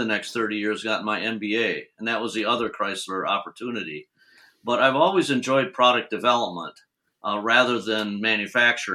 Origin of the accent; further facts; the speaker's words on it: Grand Rapids, Michigan, United States; I was born in Grand Rapids, Michigan, and went to junior college there